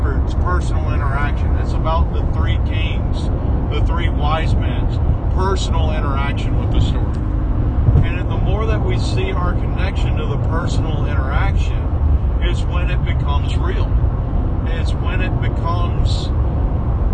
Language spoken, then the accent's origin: English; Southeast, United States; I grew up in the Southeast